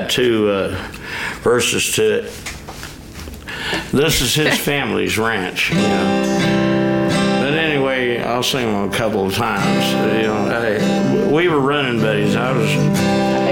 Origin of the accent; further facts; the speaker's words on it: Southwest Arkansas, United States; also born or lived in California; I'm originally from Southwest Arkansas